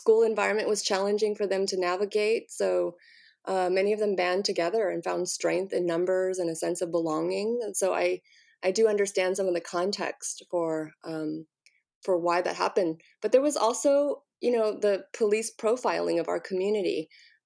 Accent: Riverside County, Southern California, United States; also born or lived in Orange County, California / San Diego, California; I grew up around Southern California, primarily the Inland Empire, so Riverside County, until I headed off for grad school

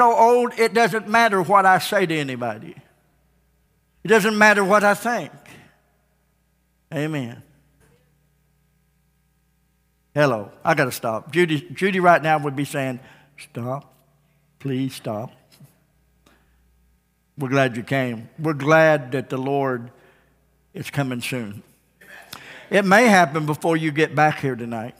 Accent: Ozark, United States; I was born and raised here in Ozark

